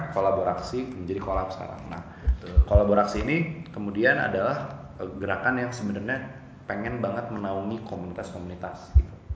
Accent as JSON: {"language": "Indonesian", "town": "Bandung", "region": "West Java", "country": "Indonesia", "tie": "born or raised there", "said": "Orang asli Bandung, lahir di Bandung"}